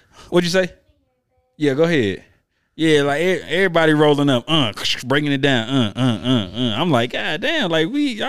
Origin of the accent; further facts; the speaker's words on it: Memphis, Tennessee, United States; I'm from Memphis.